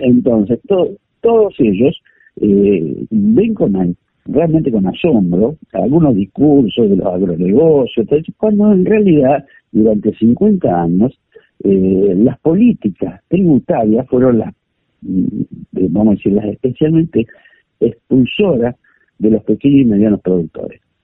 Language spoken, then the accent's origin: Spanish; Buenos Aires Province, Argentina; yo soy bonaerense